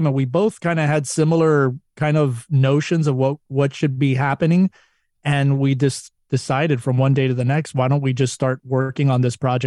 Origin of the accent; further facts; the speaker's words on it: Florida, United States; moved away as an adult; now in Los Angeles, United States; grew up, born and raised in Florida, came over here to Los Angeles.